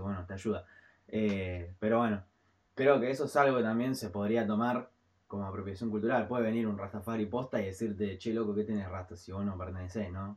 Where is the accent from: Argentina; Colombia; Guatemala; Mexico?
Argentina; somos argentinos